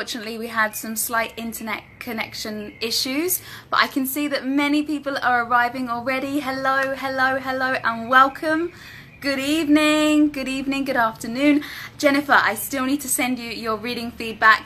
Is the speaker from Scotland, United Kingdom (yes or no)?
no; London, United Kingdom; first language English; moved away as an adult; now in Medellin, Colombia; I am from London, but I have been living in Medellin, Colombia for the last 2 years, but I'm currently in Cancun.